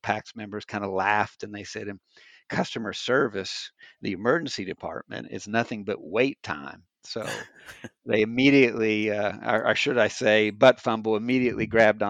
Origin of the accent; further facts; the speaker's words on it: Indiana, United States; now in North Carolina, United States; I'm in Indiana, or I'm from Indiana. I'm in North Carolina.